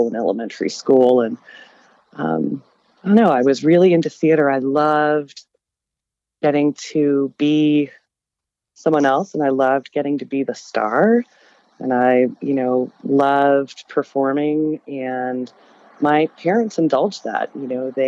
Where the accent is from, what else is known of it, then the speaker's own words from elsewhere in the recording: Denver, Colorado, United States; I grew up in Denver